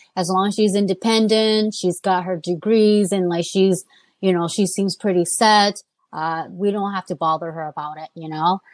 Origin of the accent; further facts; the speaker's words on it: United States; I was born here.